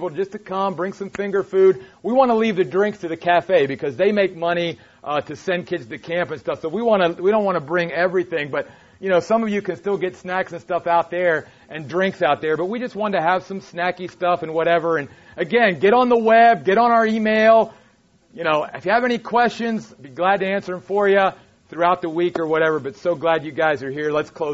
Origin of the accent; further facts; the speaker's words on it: East Coast, United States; moved away; I'm from back east